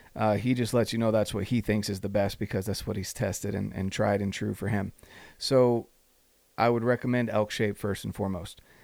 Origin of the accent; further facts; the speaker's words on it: North Carolina, United States; moved away; on the verge of moving back to North Carolina. And that's my home state. All my family's out there.